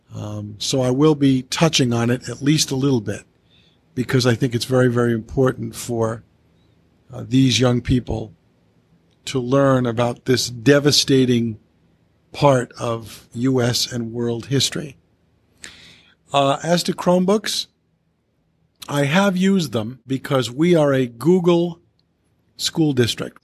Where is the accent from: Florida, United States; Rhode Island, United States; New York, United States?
Rhode Island, United States; Coventry; the one middle school in my hometown of Coventry